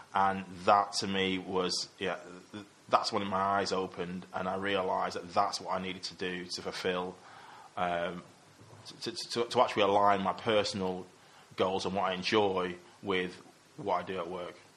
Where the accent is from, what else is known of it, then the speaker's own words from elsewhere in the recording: Manchester, North West England, United Kingdom; moved away as an adult; also born or lived in Coventry; the people I grew up with in Cheetham Hill, kind of around my area